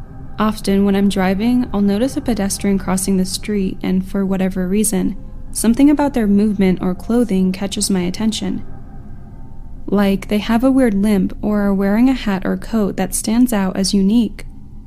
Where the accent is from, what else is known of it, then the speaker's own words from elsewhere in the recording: California, United States; For context relating to this story, I'm from California.